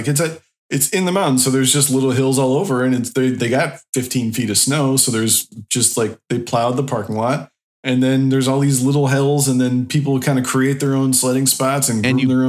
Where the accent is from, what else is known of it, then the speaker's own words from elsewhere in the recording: Midwest, United States; moved away; I'm from the Midwest too, right?